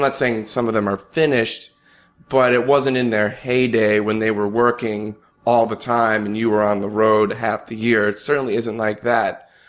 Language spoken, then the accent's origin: English; New Jersey, United States; moved away as an adult; now in New York City, United States; moving to New York City. I'm from New Jersey